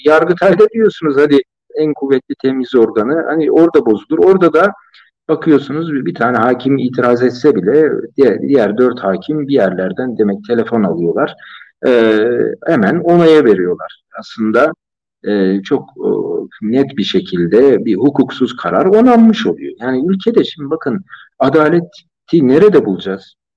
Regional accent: Turkey; ben Türk'üm

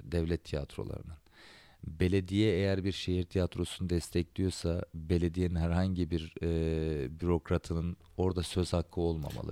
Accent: Antakya, Hatay, Turkey; Antakya'da benim şehrimde

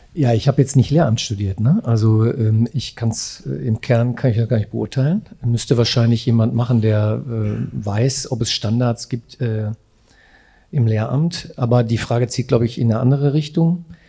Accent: Essen, North Rhine-Westphalia, Germany; Ich bin Essener und arbeite in Gelsenkirchen

